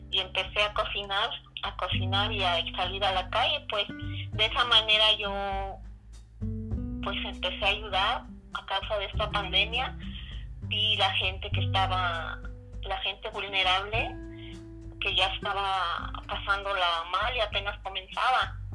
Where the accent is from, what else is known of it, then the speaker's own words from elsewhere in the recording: Oaxaca, Mexico; moved away; soy de Oaxaca.